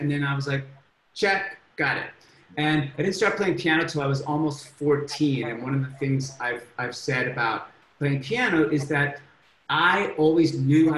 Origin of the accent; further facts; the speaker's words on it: Oak Park, Michigan, United States; moved away as an adult; also born or lived in Leeds, England / Canada / Ann Arbor, Michigan; now in Columbus, United States; I grew up on the border of Detroit in a suburb called Oak Park